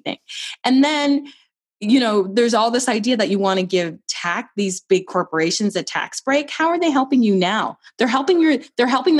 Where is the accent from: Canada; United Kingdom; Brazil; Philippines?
Canada; also born or lived in Barbados; As a Canadian